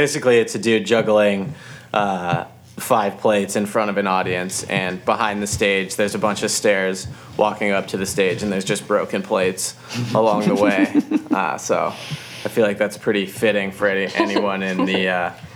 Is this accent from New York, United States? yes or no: no; Colorado, United States; growing up in Colorado